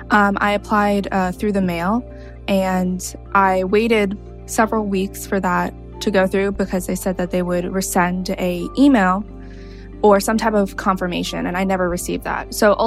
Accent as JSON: {"language": "English", "town": "New York City", "region": "New York", "country": "United States", "moved": "as an adult", "lives_now": "Chicago, United States", "said": "I'm originally from New York City. I currently live in Chicago, Illinois, because I go to the University of Chicago."}